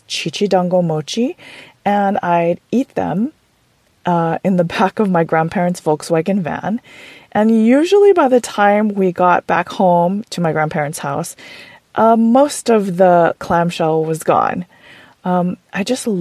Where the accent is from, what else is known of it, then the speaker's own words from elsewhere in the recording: Oahu, Hawaii, United States; I grew up on Oahu in Hawaii, and my grandparents and I would hang out a lot when I was little.